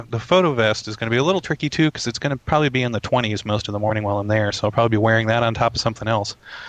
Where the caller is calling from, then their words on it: Sweet Briar, Virginia, United States; My usual place in Virginia. Little Sweetbriar, Virginia.